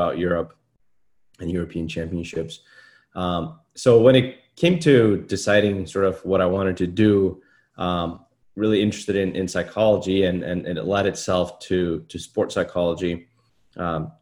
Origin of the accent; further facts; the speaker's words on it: Iceland; moved away as an adult; now in United States; I'm from Iceland